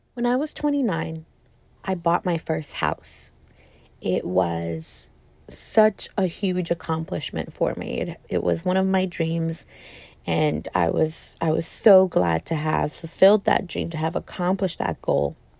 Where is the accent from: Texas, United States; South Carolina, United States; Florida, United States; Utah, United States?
Texas, United States; As a female, as a Texan